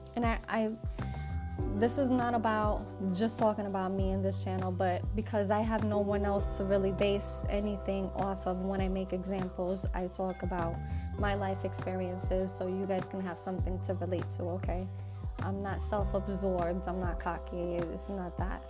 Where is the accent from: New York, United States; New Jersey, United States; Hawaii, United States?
New York, United States; now in Texas, United States; I'm from New York